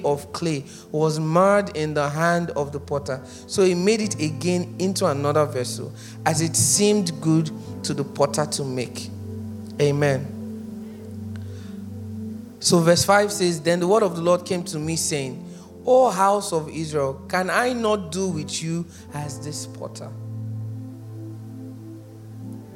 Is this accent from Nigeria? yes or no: yes; Nigeria; being born a Nigerian and haven't lived here for a while